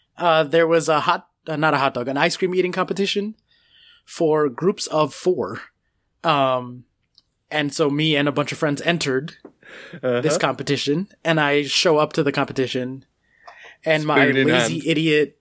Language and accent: English; United States; I'm American